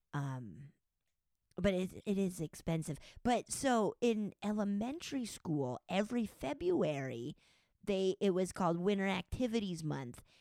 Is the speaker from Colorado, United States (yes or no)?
yes; Summit County, Colorado, United States; also born or lived in Silverthorne, Colorado / Breckenridge, Colorado; I grew up in Summit County, which is a big ski resort county.